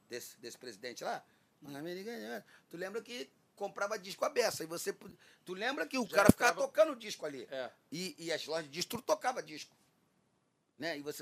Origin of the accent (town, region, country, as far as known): Rio de Janeiro, Brazil